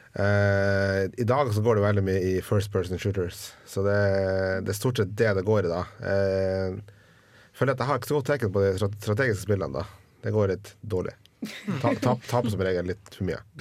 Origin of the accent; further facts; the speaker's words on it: Northern Norway, Norway; jeg er nordlending